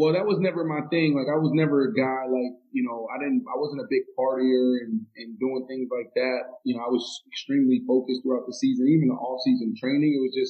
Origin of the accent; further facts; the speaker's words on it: Miami, Florida, United States; I grew up in Miami.